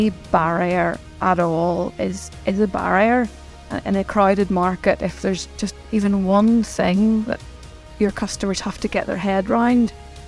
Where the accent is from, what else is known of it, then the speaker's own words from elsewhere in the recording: Belfast, Northern Ireland, United Kingdom; But yes, I grew up in Belfast, and my dad ran a shoe shop.